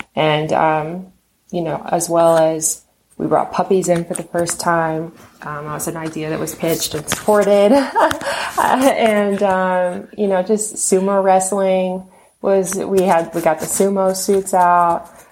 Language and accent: English; Texas, United States; moved away as an adult; now in West Coast, United States; I'm originally from Texas and they moved me out here